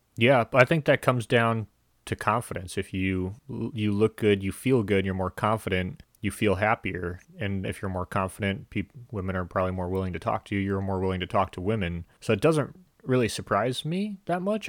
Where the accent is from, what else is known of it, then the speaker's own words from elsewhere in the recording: United States; as an American